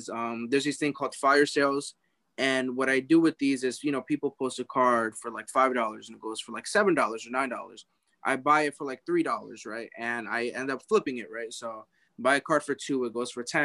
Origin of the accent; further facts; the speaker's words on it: New York, United States; I'm from New York and I was born in New York